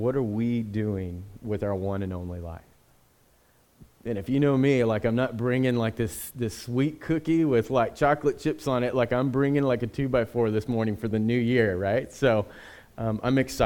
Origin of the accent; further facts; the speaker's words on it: United States; we as American citizens